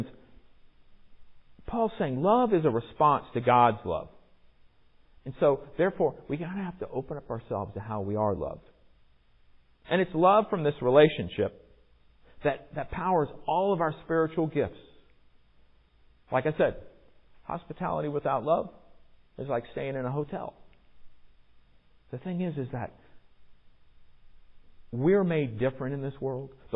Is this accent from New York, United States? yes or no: no; Virginia Beach, Virginia, United States; in my case growing up in Virginia Beach